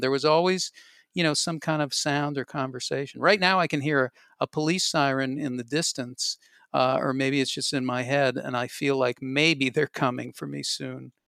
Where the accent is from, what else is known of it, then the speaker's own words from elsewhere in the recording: Boston, Massachusetts, United States; I grew up in Boston, and Boston local radio was incredibly good.